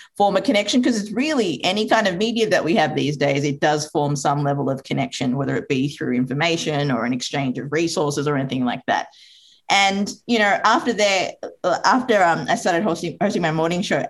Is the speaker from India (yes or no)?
no; Australia; also born or lived in Sri Lanka; Sri Lanka, which is where I was born. So my mother moved us over when I was two with my sister and my father. And, you know, I grew up in Australia.